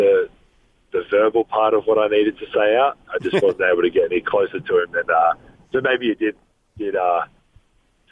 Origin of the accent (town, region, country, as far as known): Australia; accent: Australian